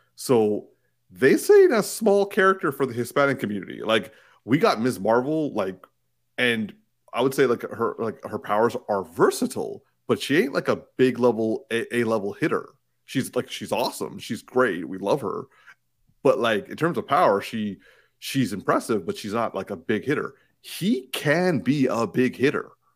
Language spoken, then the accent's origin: English; Markham, Ontario, Canada; I'm from Markham